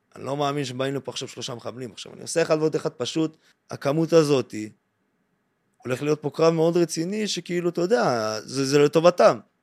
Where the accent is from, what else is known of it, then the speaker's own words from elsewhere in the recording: Mevaseret Zion, Jerusalem District, Israel; now in Tel Aviv, Israel; אני בן 27, במקור ממבשרת ציון, עברתי לתל אביב